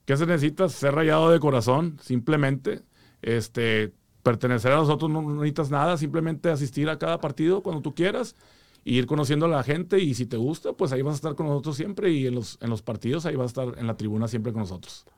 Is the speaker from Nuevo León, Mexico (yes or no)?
yes; Monterrey, Nuevo León, Mexico; now in Houston, United States; De Monterrey, compadre